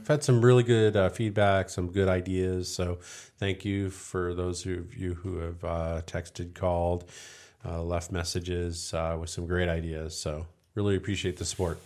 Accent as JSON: {"language": "English", "region": "East Coast", "country": "United States", "tie": "born or raised there", "moved": "yes", "said": "having been born and raised on the East Coast"}